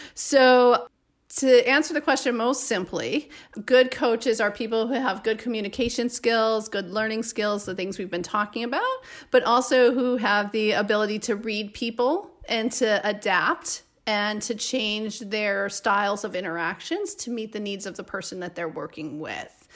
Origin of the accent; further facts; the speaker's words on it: Chicago, Illinois, United States; now in Madison, United States; I'm originally from Chicago, so moving back to Madison was kind of like coming home